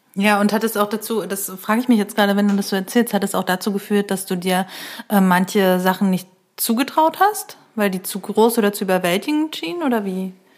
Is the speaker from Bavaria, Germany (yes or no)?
no; Neustrelitz, Mecklenburg-Vorpommern, Germany; now in Berlin, Germany; ich komme ja aus Neustrelitz